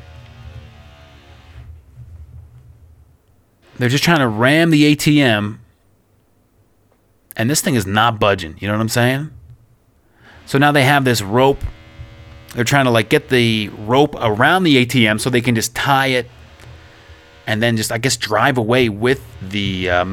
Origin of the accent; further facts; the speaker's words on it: Oakville, Ontario, Canada; moved away as an adult; now in Ukraine; My hometown of Oakville, Ontario